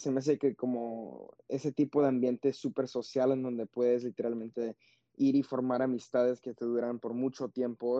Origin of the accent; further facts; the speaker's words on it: United States; creciendo en los Estados Unidos